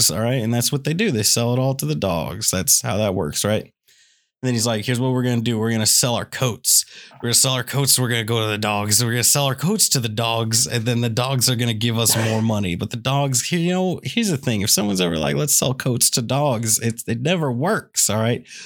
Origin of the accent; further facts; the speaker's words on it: Kansas City, Missouri, United States; I'm from Kansas City, Cody, and let me tell you, murders they happen, okay?